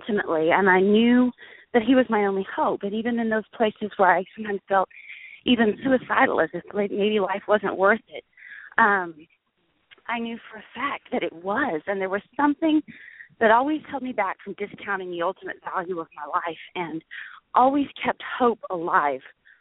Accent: Perry, Oklahoma, United States; also born or lived in Stillwater, Oklahoma; I grew up in mostly small town Oklahoma. Most of my years were spent in Perry, Oklahoma

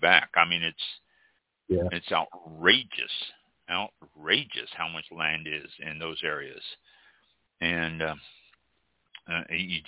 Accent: Kansas City, Missouri, United States; now in Florida, United States; I grew up in Kansas City

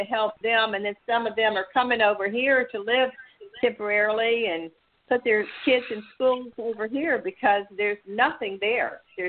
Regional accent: Louisiana, United States; now in Florida, United States; I grew up in Louisiana and I've been living in Florida for like 15 years

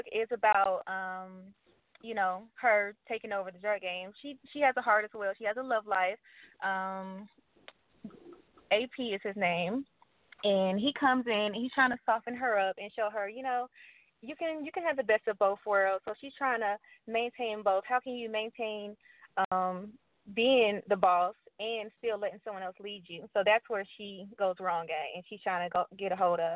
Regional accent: Atlanta, Georgia, United States; I'm from Atlanta, Georgia. Live in Atlanta, Georgia. Been here all my life

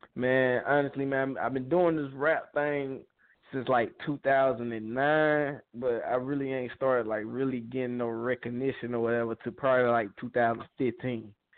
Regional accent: Peakville, South Carolina, United States; I'm from Peakville

